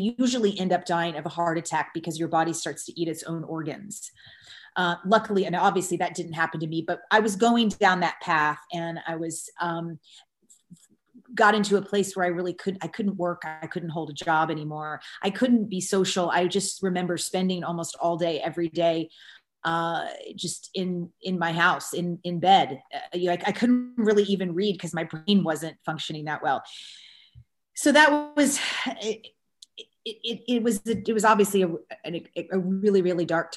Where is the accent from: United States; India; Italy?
United States; Kentucky; I grew up in the South in the United States in Kentucky